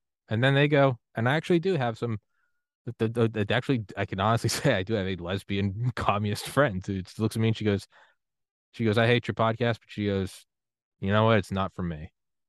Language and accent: English; New England, United States; I'm from New England, but man, there is something awesome about the Yankees